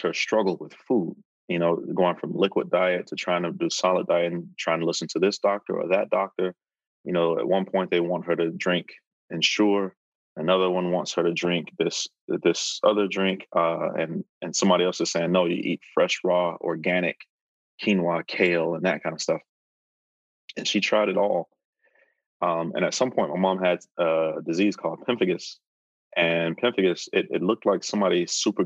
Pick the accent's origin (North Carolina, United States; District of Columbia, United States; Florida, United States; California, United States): Florida, United States; Fort Pierce; moved away as an adult; Growing up in Fort Pierce, Florida